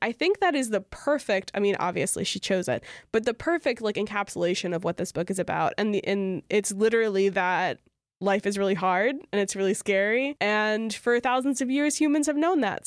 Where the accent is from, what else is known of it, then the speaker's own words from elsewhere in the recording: Louisiana, United States; I grew up in Louisiana, which is a very Catholic place